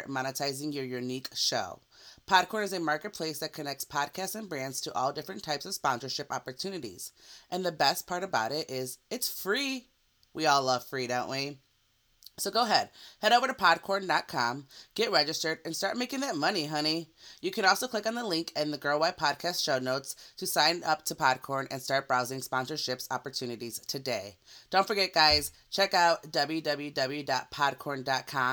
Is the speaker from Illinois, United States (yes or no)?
yes; Chicago, Illinois, United States; now in Florida, United States; I'm originally from Chicago